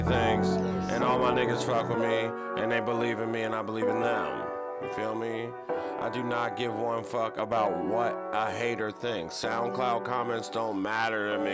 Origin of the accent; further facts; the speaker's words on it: San Diego, California, United States; I'm from Dago